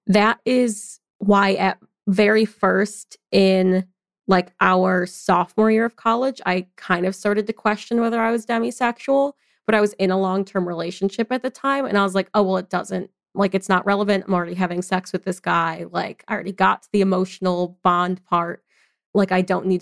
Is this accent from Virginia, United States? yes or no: no; Michigan, United States; moved away as an adult; now in Baton Rouge, United States; I'm also from Michigan, and I recently moved down to Baton Rouge, Louisiana with my partner